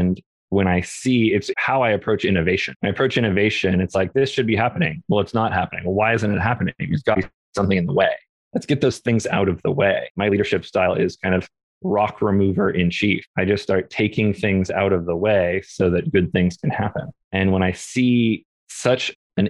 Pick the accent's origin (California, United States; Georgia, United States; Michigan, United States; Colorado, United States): California, United States; Orange County; also born or lived in Topanga, California; I grew up in a very non-diverse area. We had a pretty sizable Latinx community down in Orange County in California